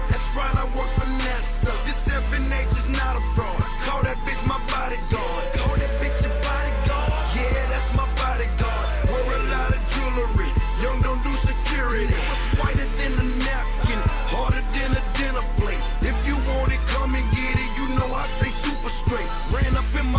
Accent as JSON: {"language": "English", "town": "Boston", "region": "Massachusetts", "country": "United States", "said": "I'm from Boston"}